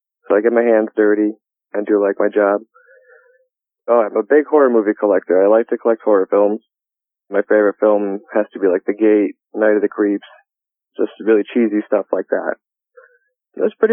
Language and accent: English; Pawling, New York, United States; I grew up in Dutchess County, New York, in a town called Pawling